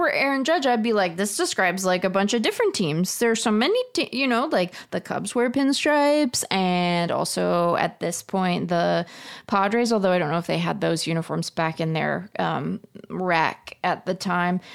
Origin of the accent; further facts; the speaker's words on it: Seattle, Washington, United States; now in Tempe, United States; I'm a Mariners fan because I grew up in Seattle